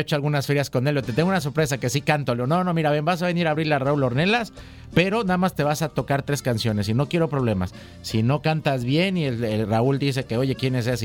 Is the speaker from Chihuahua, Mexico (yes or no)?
no; Coatepec, Veracruz, Mexico; soy cantautor, este veracruzano, nacido en la ciudad de Coatepec